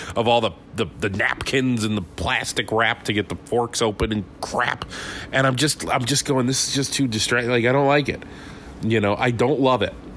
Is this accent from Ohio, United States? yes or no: yes; Conneaut, Ohio, United States; moved away; also born or lived in Pittsford, New York; Conneaut, Ohio, my hometown